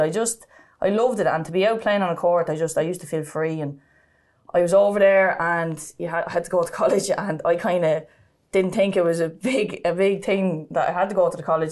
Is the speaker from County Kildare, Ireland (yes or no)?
yes; Sallins, County Kildare, Ireland; I'm from Salins, um, Saint Bridget's Terrace was where I grew up